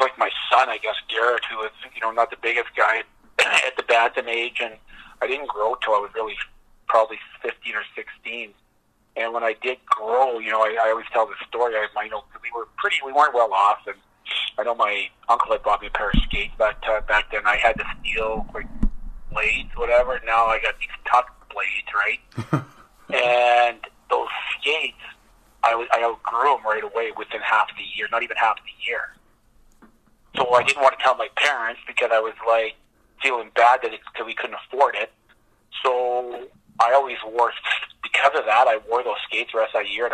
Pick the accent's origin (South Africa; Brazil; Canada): Canada; St. Louis, Saskatchewan; I grew up in St. Louis, Saskatchewan